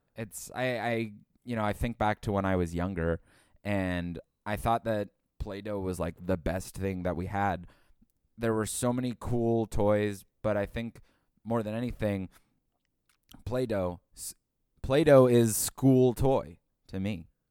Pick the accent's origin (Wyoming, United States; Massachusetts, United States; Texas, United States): Massachusetts, United States; Boston; born or raised there